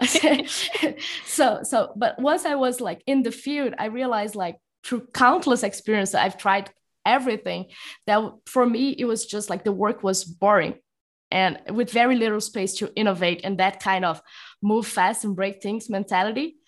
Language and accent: English; São Paulo, Brazil; moved away as an adult; also born or lived in Rio de Janeiro, Brazil; now in Mexico; I am currently talking from Mexico, although I'm actually from São Paulo, Brazil.